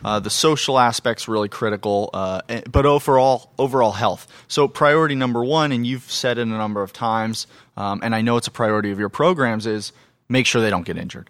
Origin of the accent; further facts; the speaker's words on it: Phoenix, Arizona, United States; I grew up in Phoenix, Arizona